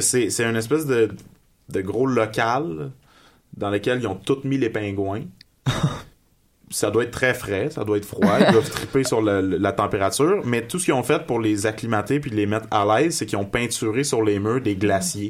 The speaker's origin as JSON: {"language": "French", "town": "Magog", "region": "Quebec", "country": "Canada", "moved": "as an adult", "lives_now": "Montreal, Canada", "said": "Je viens, euh, je viens, de Magog. Ça fait à peu près six ans que j'habite à Montréal."}